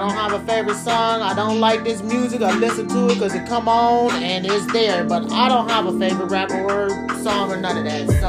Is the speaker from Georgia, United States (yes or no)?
no; Cleveland, Ohio, United States; I'm from the west side of Cleveland, Ohio.